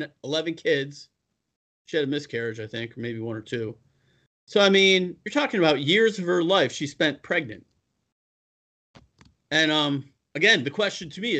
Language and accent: English; Buffalo, New York, United States; moved away; also born or lived in California; I'm from Buffalo